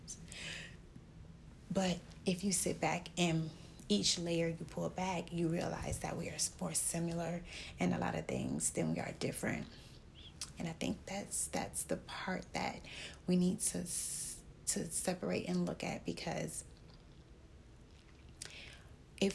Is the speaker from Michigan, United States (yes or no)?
yes; Detroit, Michigan, United States; moved away